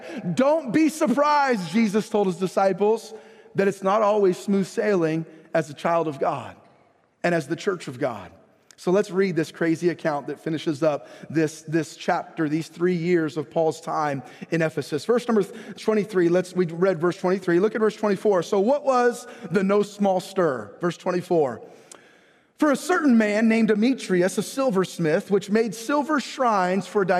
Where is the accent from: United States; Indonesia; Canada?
United States; we as American believers